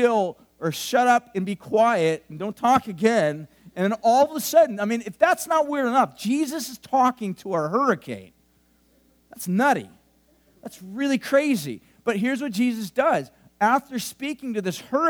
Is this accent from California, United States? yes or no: yes; Huntington Beach, California, United States; now in Central Coast, United States; I grew up in Huntington Beach. I grew up by the sea.